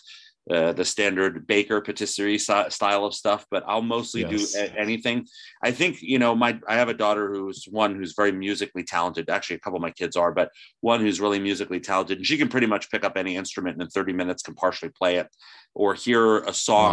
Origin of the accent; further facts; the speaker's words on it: New Jersey, United States; I'm from New Jersey.